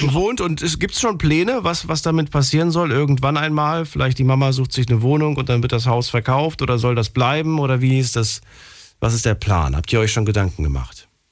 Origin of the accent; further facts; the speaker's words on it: Germany; ich bin auch in Deutschland geboren